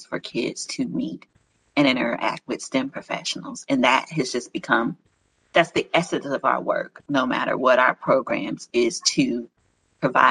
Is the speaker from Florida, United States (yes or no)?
yes; Miami, Florida, United States; now in Atlanta, United States; I'm from Miami